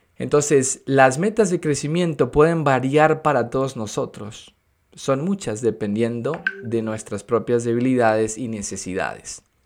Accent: Venezuela; moved away as an adult; now in United States; soy de Venezuela, en el 2011 me mudé de Venezuela a los Estados Unidos

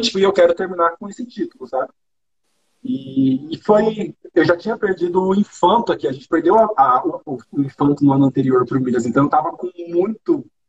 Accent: Brazil; moved away as an adult; also born or lived in France; eu saí do Brasil

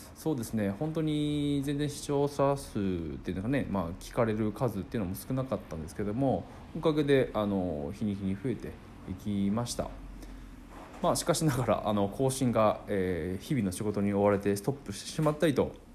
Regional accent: Akita, Japan; 地元秋田で生活していて

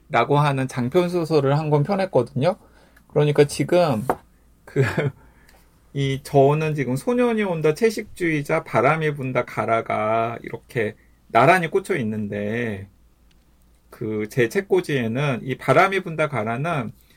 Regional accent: South Jeolla, South Korea; 제가 전라남도에서 태어나서 태어 자라긴 했지만은

